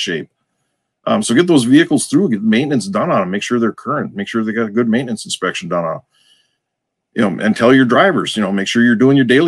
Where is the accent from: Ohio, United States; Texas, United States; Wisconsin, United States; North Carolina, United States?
Wisconsin, United States; accent: Wisconsin; we have our own version of English here, in case you hadn't noticed from my accent.